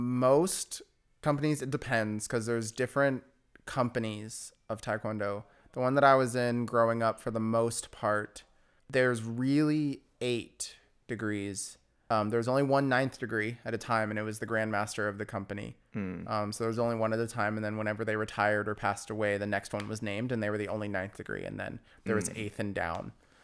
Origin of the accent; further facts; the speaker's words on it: Riverside, California, United States; Martin Luther King High School in Riverside.